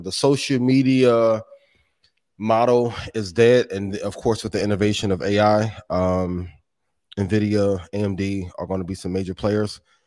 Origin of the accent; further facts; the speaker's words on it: Indiana, United States; That's my hometown, right? A, a home state